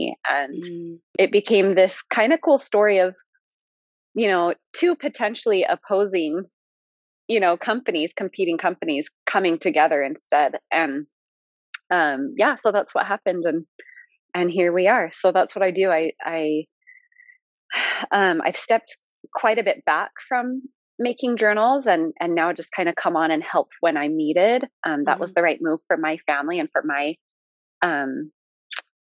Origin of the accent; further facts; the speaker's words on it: Utah, United States; my hometown, you know, in Utah